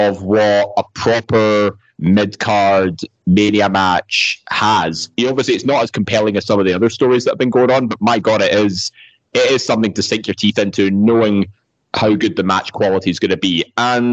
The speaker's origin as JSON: {"language": "English", "region": "Scotland", "country": "United Kingdom", "said": "We're all Scottish here"}